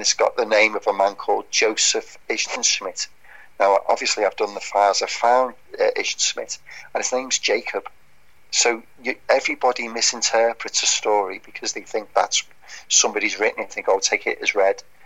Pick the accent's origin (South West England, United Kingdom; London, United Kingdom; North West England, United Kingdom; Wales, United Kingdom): North West England, United Kingdom; Birkenhead; Birkenhead, where I'm my hometown